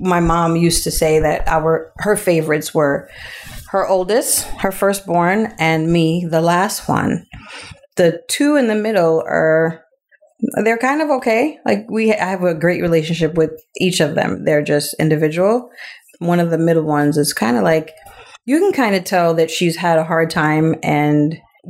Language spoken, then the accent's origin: English; New York City, New York, United States; I grew up in Queens all my life